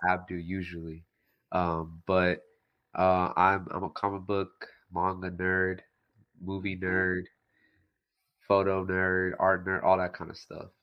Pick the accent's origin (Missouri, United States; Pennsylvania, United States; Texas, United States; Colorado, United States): Texas, United States; now in Houston, United States; I was born in America. Yeah, yeah. Texas.